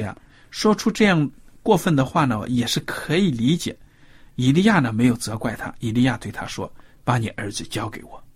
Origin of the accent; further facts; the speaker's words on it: China; 我们中国人传统普遍